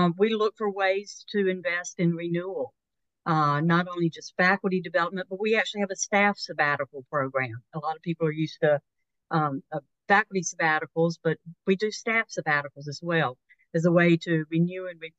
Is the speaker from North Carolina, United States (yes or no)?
yes; North Carolina, United States; when I was growing up in North Carolina